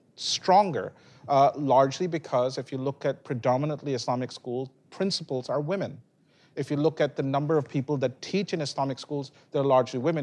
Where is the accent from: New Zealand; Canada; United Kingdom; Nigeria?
United Kingdom; England; now in United States; where I was born in England